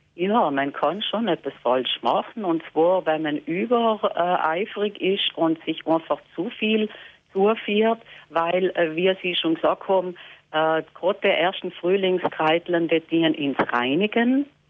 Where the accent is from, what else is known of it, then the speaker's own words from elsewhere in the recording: Lana, Trentino-Alto Adige, Italy; bei uns in Lana